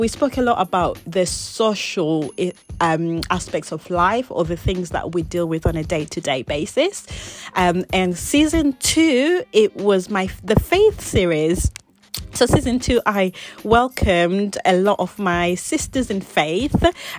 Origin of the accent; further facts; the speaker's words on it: England, United Kingdom; also born or lived in Zimbabwe; So I was born there, but I didn't actually grow up there. I moved to England whe